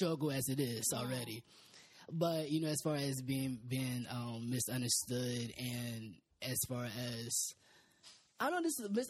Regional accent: North Carolina, United States; I am from North Carolina

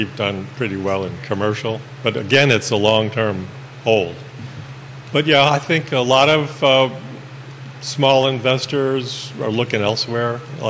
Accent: Buffalo, New York, United States; moved away; in Buffalo, where it's my hometown

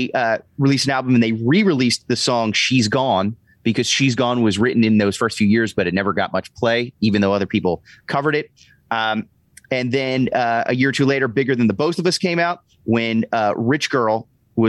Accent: near Philadelphia, Pennsylvania, United States; born in Pottstown, right near my hometown, right outside of Philadelphia

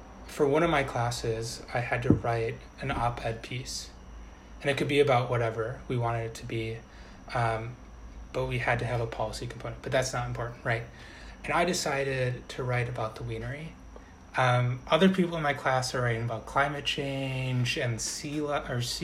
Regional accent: outside of Milwaukee, Wisconsin, United States; moved away; I grew up outside of Milwaukee

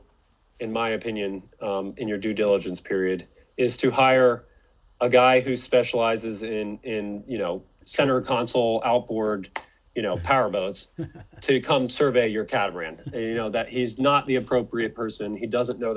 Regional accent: North Carolina, United States; my home state of North Carolina

